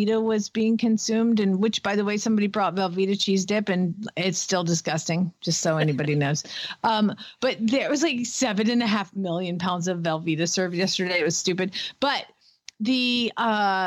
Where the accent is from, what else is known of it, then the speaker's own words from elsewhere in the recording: Atlanta, Georgia, United States; I'm from Atlanta